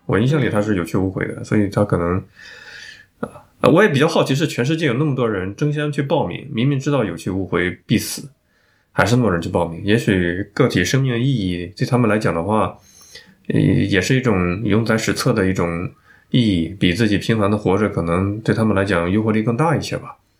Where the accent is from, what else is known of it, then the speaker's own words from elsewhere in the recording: northern China, China; 我作为一个北方人大开眼界